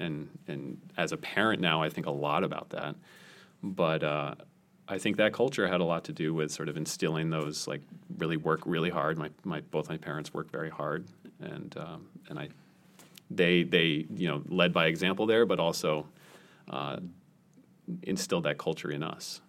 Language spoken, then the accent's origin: English; near Boston, Massachusetts, United States; I grew up near Boston, so we got these big nor'easter storms